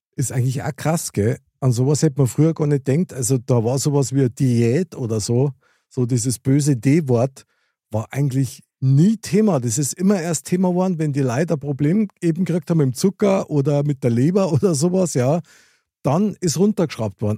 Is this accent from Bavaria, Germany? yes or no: yes; Munich, Bavaria, Germany; ich als äh, Münchner Kindl